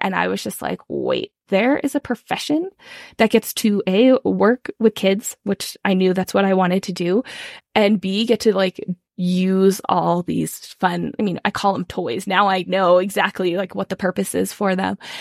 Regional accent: California, United States; now in Colorado, United States; I am originally from California, though now I live in Colorado

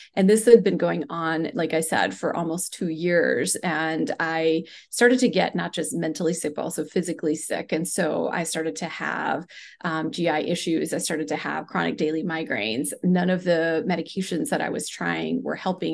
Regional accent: India; moved away; I grew up in India in a large family where we practiced, um, you know, different Ayurvedic techniques

